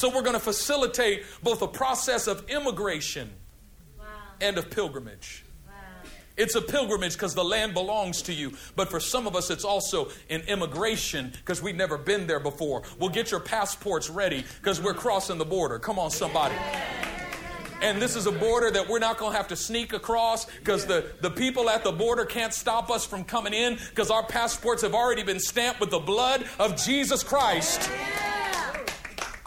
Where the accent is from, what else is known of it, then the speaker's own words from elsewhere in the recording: California, United States; I'm from California